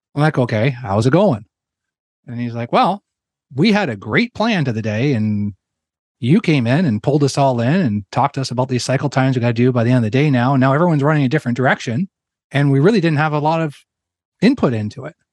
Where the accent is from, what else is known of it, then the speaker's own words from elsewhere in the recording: Ontario, Canada; moved away as an adult; I'm a Canadian that grew up in, in Ontario